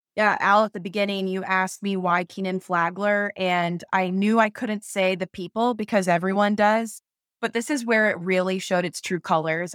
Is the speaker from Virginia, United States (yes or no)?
no; North Carolina, United States; I grew up in North Carolina and just love the Southeast